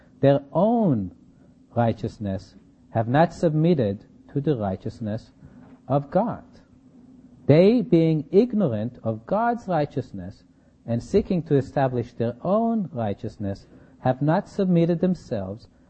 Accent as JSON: {"language": "English", "town": "Berkeley", "region": "California", "country": "United States", "said": "I come from Berkeley"}